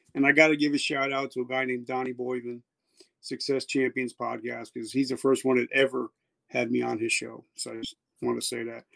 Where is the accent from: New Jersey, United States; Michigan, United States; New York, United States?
New Jersey, United States; also born or lived in South Carolina; I'm from New Jersey, and where I'm sitting right now, where I'm overlooking where the Twin Towers once stood